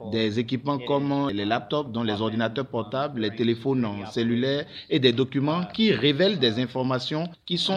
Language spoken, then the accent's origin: French; Benin; nous sommes tous des Béninois